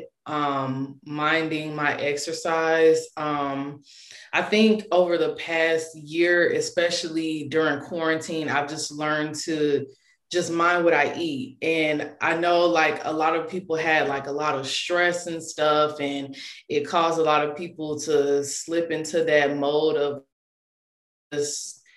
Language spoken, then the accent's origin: English; Tallahassee, Florida, United States; moved away as an adult; now in Charlotte, United States; I was born and raised in Tallahassee, Florida. Shout out to Tally. I currently reside in Charlotte, North Carolina.